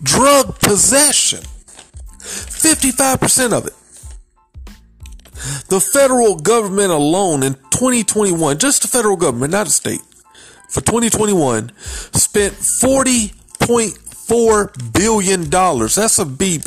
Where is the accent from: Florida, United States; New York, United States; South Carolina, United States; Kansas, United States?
South Carolina, United States; I'm from South Carolina.